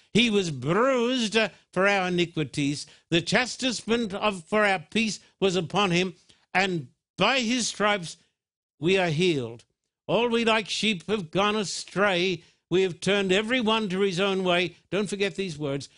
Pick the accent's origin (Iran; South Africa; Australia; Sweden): Australia; now in United States; when I was brought up in Australia